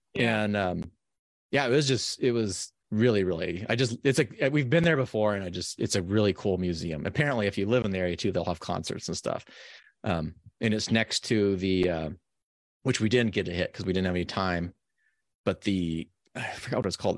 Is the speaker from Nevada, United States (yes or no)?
yes; Nevada, United States; moved away; also born or lived in San Diego; I grew up in Nevada